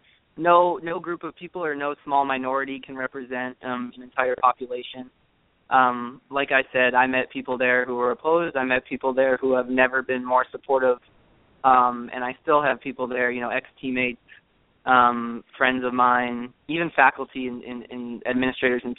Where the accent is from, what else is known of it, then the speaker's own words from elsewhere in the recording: Wisconsin, United States; I grew up in Wisconsin